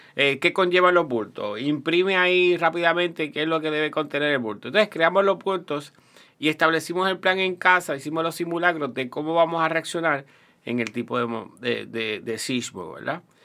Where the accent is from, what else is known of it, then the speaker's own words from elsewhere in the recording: Puerto Rico; also born or lived in Toa Alta, Puerto Rico; es Puerto Rico y somos los puertorriqueños